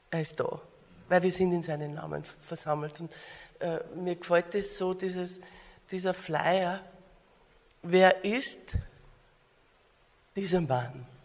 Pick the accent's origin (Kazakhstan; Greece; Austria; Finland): Austria; now in Australia; äh, bin eine Österreicherin und lebe aber in Australien.